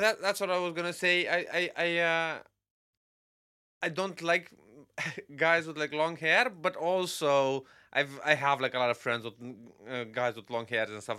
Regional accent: Romania; born or raised there; moved away

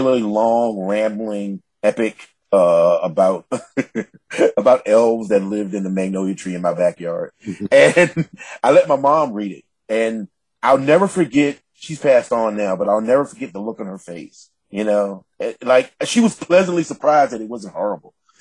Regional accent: the South, United States; as an African-American man from the South

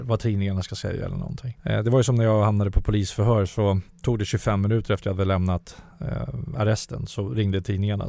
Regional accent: Huddinge, Stockholm County, Sweden; jag kommer från Vårby Gård.

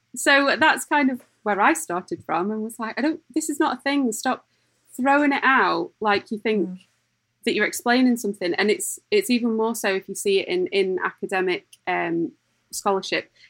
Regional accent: Lancashire, North West England, United Kingdom; also born or lived in Dublin; I'm actually from Lancashire

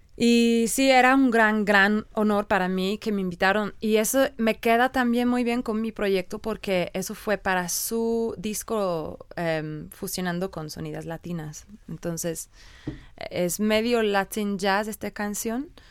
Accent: England, United Kingdom; born or raised there; Spanish is a second language; also born or lived in Ireland

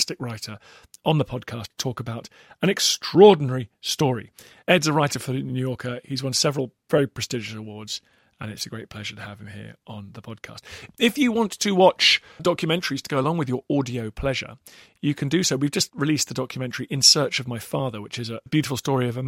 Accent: United Kingdom; We've all kind of grown up with those stories, haven't we, here in the UK

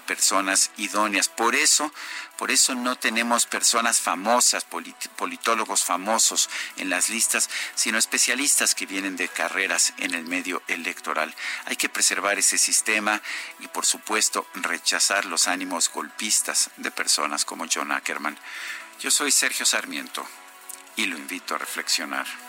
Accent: Mexico; nuestro país

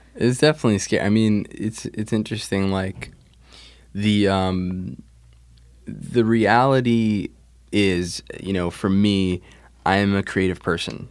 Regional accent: New Jersey, United States; also born or lived in New York; I grew up, um, I grew up in New Jersey. I was, I was born in New York, but we moved to Jersey, um, early.

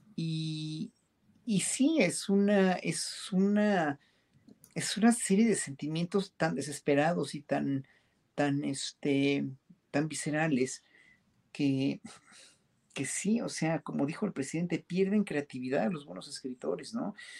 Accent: Mexico; como pueblo mexicano

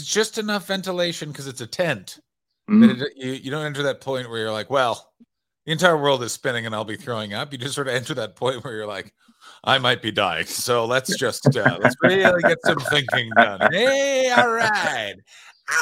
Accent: Canada; I'm from Canada

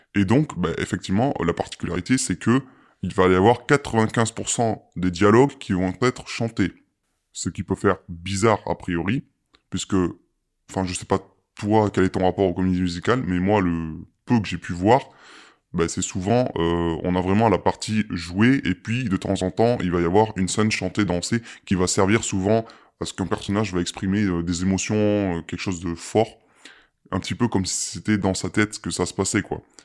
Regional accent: France; chez nous en France

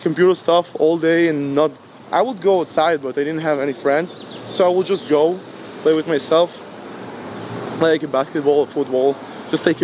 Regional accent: Ashdod, Southern District, Israel; also born or lived in Rehovot; I was born and raised in Ashdod.

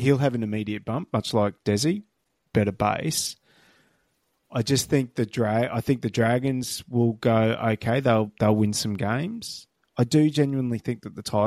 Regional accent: Queensland, Australia; as a Queenslander

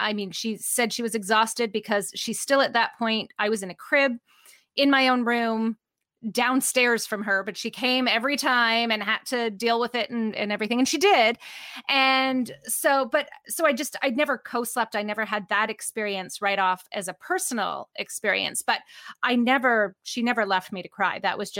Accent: Canada; also born or lived in Vancouver, Canada / Ontario, Canada; I am Canadian.

